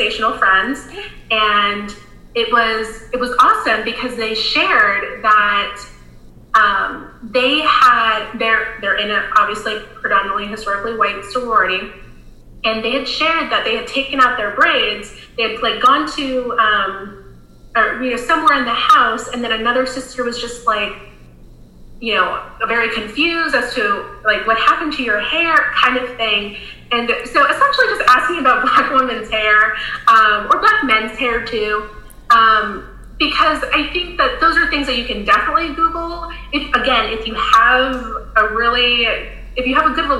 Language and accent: English; Florida, United States; now in South Carolina, United States; When I grew up in Florida. When I moved to South Carolina